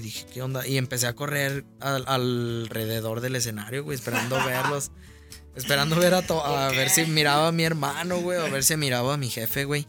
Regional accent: León, Guanajuato, Mexico; originario soy de aquí, de León, Guanajuato

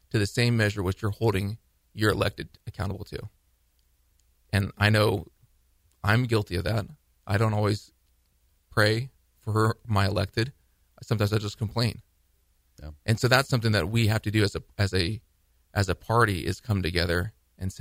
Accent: United States; I'm from the Valley

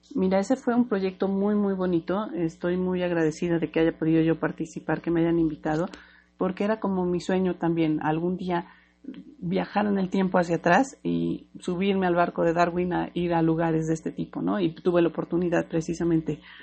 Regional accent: Mexico; soy mexicana

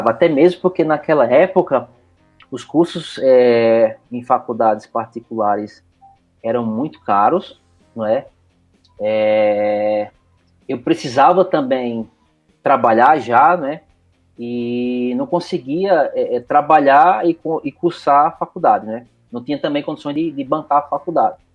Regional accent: Recife, Pernambuco, Brazil; moved away as an adult; now in Curitiba, Brazil; Bom, eu sou de Recife, né? Tenho um sotaque curitibano. Eu sou, eu sou de Recife, mas meu coração é curitibano.

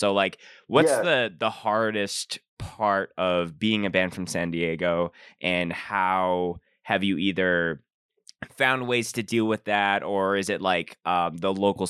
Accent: Canada; I noticed that you guys are based in San Diego, and mm-hmm. you know, like I'm from Canada

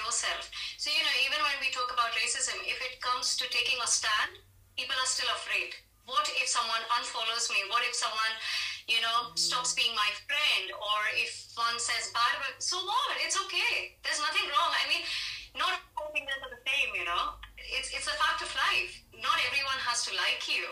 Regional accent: India; as an Indian

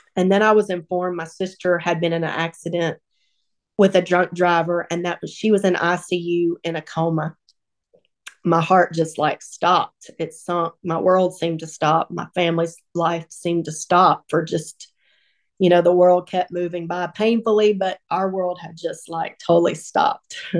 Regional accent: Northeast Texas, United States; moved away as an adult; now in Sumrall, Mississippi, United States; I was raised in Northeast Texas by two loving

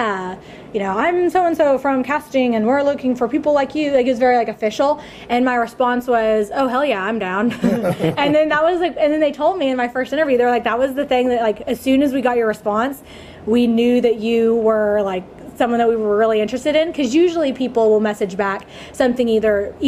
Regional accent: Dallas, Texas, United States; born and raised in Dallas, Texas

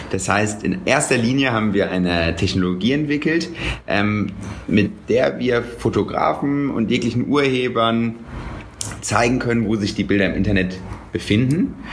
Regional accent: Cologne, North Rhine-Westphalia, Germany; Ich bin ähm, ursprünglich aus Köln.

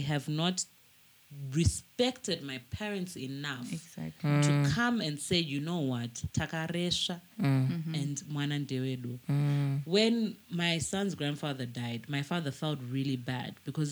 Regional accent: Mutare, Manicaland, Zimbabwe; also born or lived in Harare; I grew up in Mutare

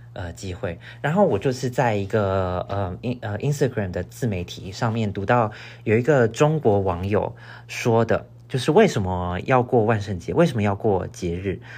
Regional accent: northern Taiwan, Taiwan; moved away as an adult; now in United States; 但因为我是北部人，所以我从小好像就只吃过北部粽就是了

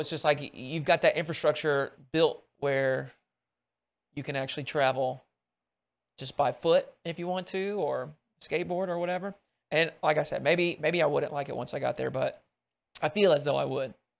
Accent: Arkansas, United States; growing up in Arkansas

